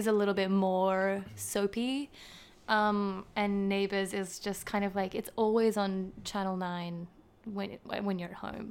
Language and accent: English; Gold Coast, Queensland, Australia; accent: Australian; moved away as an adult; also born or lived in Western Sydney, New South Wales / New Zealand; now in United States; was born in and spent the first eight years of my life in, um, Western Sydney, West Sydney. And then I moved to the Gold Coast, uh, um, in Queensland